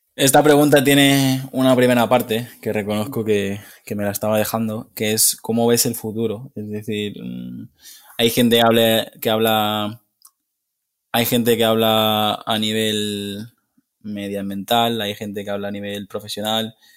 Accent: Mallorca, Balearic Islands, Spain; yo soy mallorquín

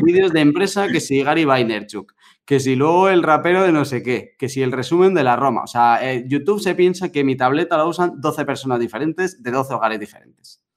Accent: Madrid, Community of Madrid, Spain; yo soy de, aquí, de Madrid de toda la vida

